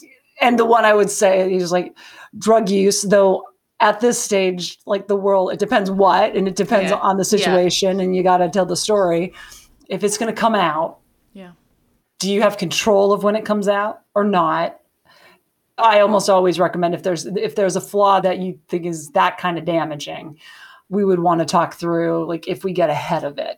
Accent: Montana, United States; So I'm from Montana.

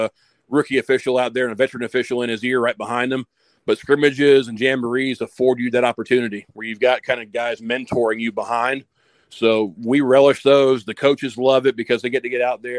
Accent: Columbus, Georgia, United States; growing up in Columbus

